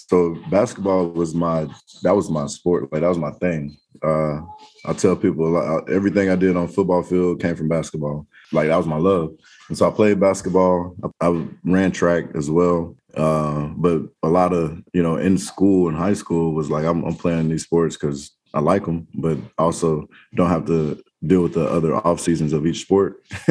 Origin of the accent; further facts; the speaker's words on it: Oklahoma City, Oklahoma, United States; born there; And then on top of that, I was born in Oklahoma City, actually. So I had a ton of family there